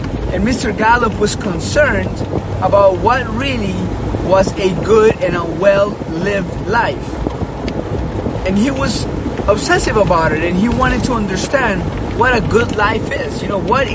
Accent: Colombia; now in Hawaii, United States; I grew up in Colombia, pretty tough situation when we were growing up

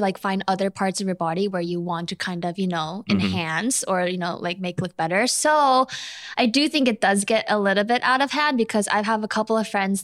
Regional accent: South Korea; English is a second language; I'm from Korea. I was born and raised in Korea

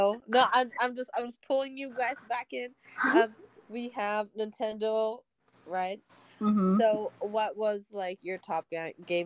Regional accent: Roseville, California, United States; also born or lived in Elk Grove; when I moved from Oak Grove to Roseville

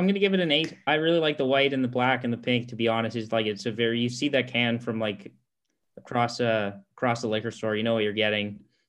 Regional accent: Alberta, Canada; growing up in Alberta

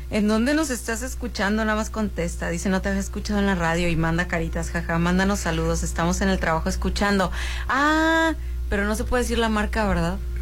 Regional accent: Mazatlán, Sinaloa, Mexico; moved away as an adult; also born or lived in Mexico City; nací en la Ciudad de México, Rolando, y me trajeron a los tres años para acá

